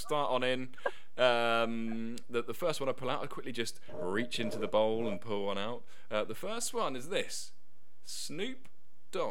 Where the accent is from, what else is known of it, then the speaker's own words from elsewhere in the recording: Gosport, South East England, United Kingdom; I was born in Gosport